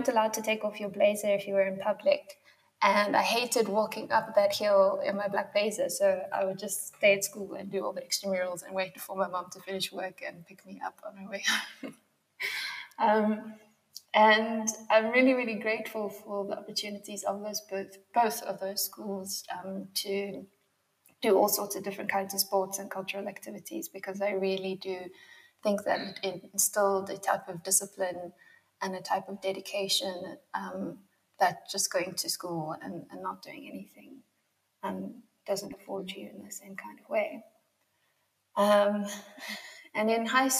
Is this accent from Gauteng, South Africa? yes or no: yes; Yeoville, Gauteng, South Africa; I did a lot of my growing up in Yeovil.